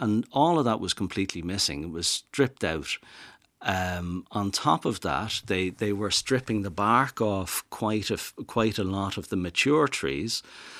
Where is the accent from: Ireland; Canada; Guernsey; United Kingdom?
Ireland; Dublin, Leinster; also born or lived in Italy; I knew that I'm from Dublin, as you can tell from my accent, but I knew that I was going to want to move somewhere down to the west.